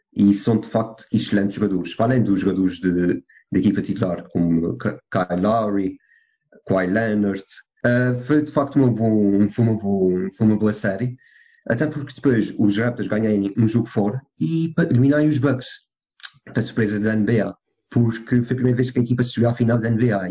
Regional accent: Portugal; sou do São Miguel dos Sul

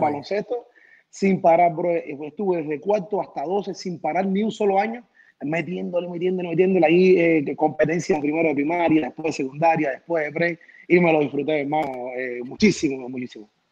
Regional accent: Cuba; moved away as an adult; now in United States; yo me quedé varios años grabando canciones en Cuba

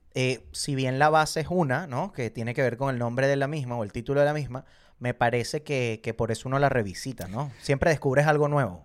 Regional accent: Venezuela; moved away; como venezolano, me encantaría volver a Venezuela

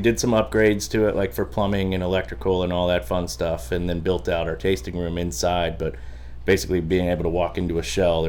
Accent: Orlando, Florida, United States; Kathy and I grew up in the Orlando area.

